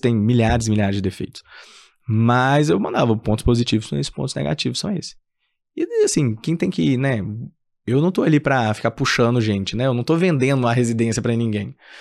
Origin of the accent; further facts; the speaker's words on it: Minas Gerais, Brazil; eu sou de Minas, né? é, e queria ficar em BH mesmo